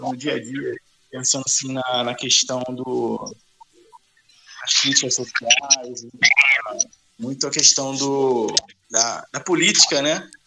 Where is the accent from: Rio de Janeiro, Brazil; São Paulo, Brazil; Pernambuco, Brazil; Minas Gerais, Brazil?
Rio de Janeiro, Brazil; Duque de Caxias; nós estamos aqui de, de, de Caxias, né? A gente é do, do, é da Baixada Fluminense.